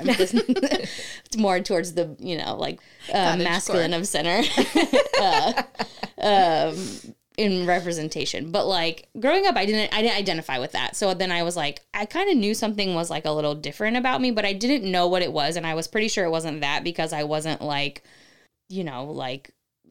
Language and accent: English; Cincinnati, Ohio, United States; moved away; I grew up in Ohio, so it's more conservative there than it is here